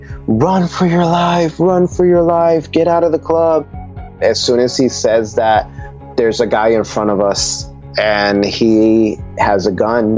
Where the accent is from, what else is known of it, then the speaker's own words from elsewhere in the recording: Nuremberg, Bavaria, Germany; born there; My father was in the military, so we come from a Puerto Rican family. And I was born in Nuremberg, Germany, where my dad was stationed at.